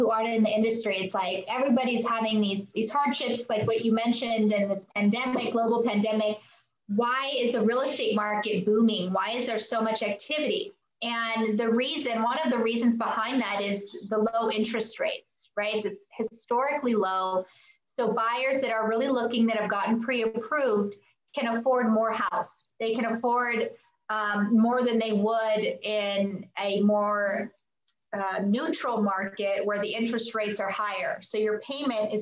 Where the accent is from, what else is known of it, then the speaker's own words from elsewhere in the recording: Whittier, California, United States; I'm born and raised in Whittier, third generation realtor